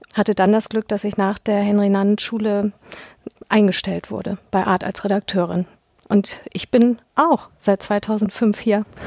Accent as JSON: {"language": "German", "region": "Hamburg", "country": "Germany", "tie": "born or raised there", "said": "bin 1976 geboren in Hamburg"}